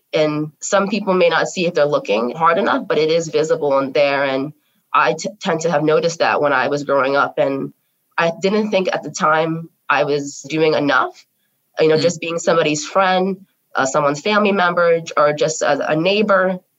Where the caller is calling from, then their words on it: Bloomfield, New Jersey, United States; My pronouns are she, her, hers, and I am coming from Bloomfield, New Jersey.